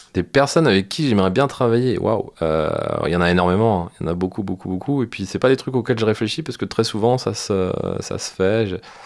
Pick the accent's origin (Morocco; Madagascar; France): France; chez nous en France